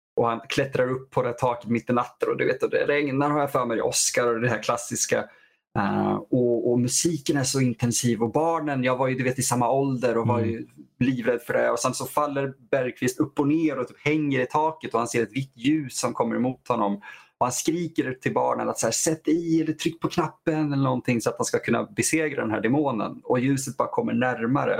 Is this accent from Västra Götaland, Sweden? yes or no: no; Vadstena, Östergötland, Sweden; I vår hem, eh, hemstad jag är uppvuxen i Vadstena.